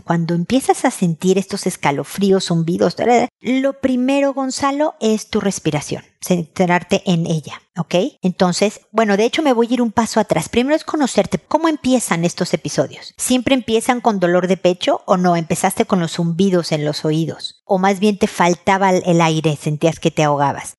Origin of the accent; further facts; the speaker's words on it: Mexico; now in Chile; En mi tierra sería queso manchego